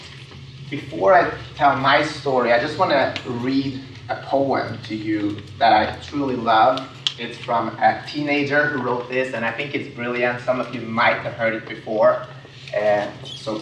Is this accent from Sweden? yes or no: yes; Sweden; I grew up in Sweden, so I'm an immigrant